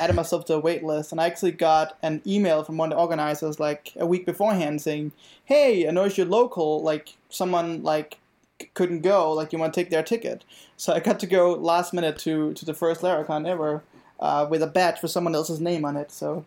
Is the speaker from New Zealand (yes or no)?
no; Denmark; now in Virginia, United States; I'm originally from Denmark, and, um, yeah, and of course, now I live in Virginia